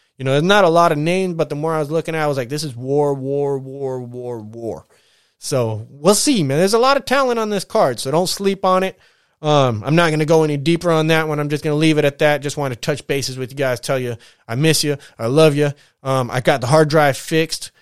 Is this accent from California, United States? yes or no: yes; San Bernardino, California, United States; I'm from the Dino, Corona, fifteen-minute drive, real close.